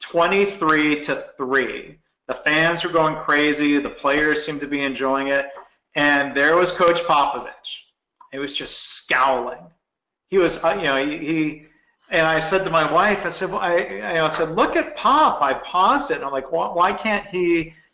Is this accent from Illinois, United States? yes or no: no; Detroit, Michigan, United States; I grew up in Detroit